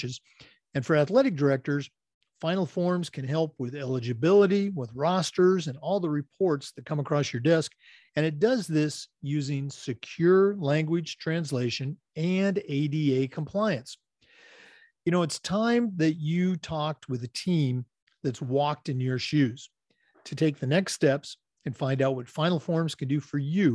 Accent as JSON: {"language": "English", "town": "The Dalles", "region": "Oregon", "country": "United States", "tie": "born or raised there", "also_born_or_lived": "Battle Ground, Washington", "said": "I was actually born and raised in Oregon and started my career there. I was born in the Dalles and then went to high school over in Vancouver, Washington"}